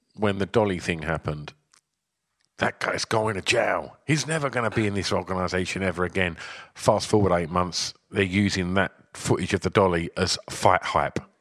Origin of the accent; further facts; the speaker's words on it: United Kingdom; as two British lads